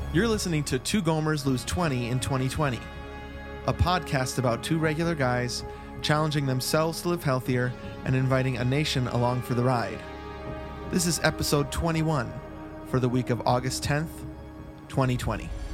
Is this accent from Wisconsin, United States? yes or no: yes; Verona, Wisconsin, United States; now in Flagstaff, United States; when people ask where I grew up, um, when I talk about the Wisconsin part, I say Madison